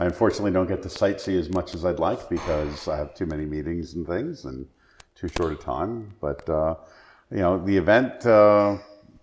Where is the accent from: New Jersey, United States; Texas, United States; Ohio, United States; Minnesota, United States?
New Jersey, United States; I grew up in New Jersey